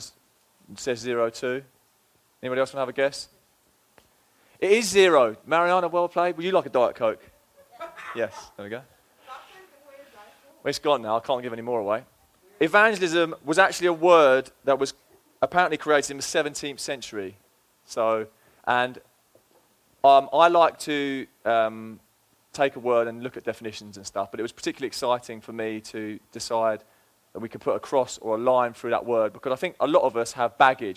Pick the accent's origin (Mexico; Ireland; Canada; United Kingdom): United Kingdom; England; moved away as an adult; now in Fall River, United States; It's been 3 years. I do live here now, and I am from England